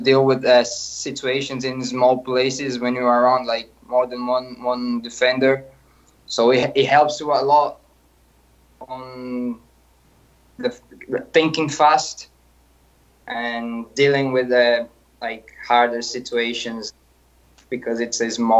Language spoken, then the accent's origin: English; near Sao Paulo, São Paulo, Brazil; moved away; Yeah, so I was born in Sao Paulo. I grew up in a small city, like 1 hour away from it.